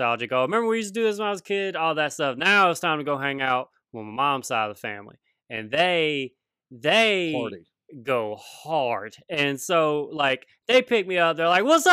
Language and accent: English; Denham Springs, Louisiana, United States; growing up in Louisiana